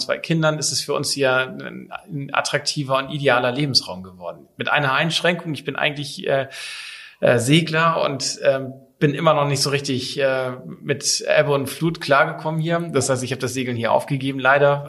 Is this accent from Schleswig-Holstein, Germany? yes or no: yes; Kiel, Schleswig-Holstein, Germany; moved away as an adult; also born or lived in Papenburg; now in Sylt, Germany; bin ich Kind der Ostsee, gebürtiger Kieler